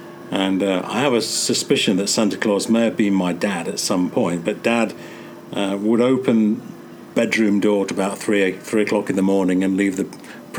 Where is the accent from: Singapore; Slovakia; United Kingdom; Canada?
United Kingdom; England; moved away; I have very, very fond memories of Christmas growing up in England.